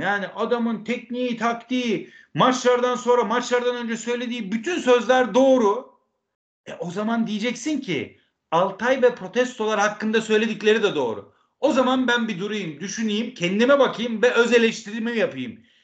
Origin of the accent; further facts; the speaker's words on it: Istanbul, Turkey; Ben İstanbulluyum